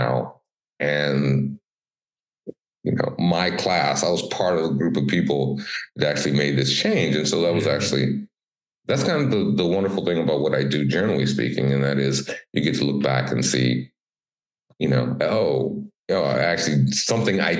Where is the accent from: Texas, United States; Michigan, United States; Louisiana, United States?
Michigan, United States; Detroit; I'm originally from Detroit